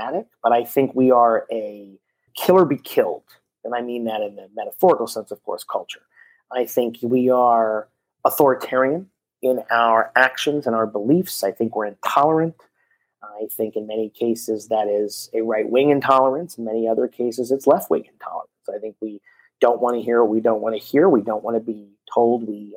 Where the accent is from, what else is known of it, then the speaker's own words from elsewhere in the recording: Miami Beach, Florida, United States; I'm born and raised in Miami Beach, Florida